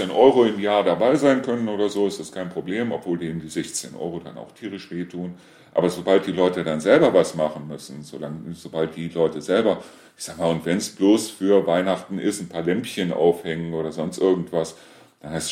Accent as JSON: {"language": "German", "town": "Reuschenberg", "region": "North Rhine-Westphalia", "country": "Germany", "said": "Ich war zwar aus Reuschenberg, aber sie kannten mich trotzdem nicht."}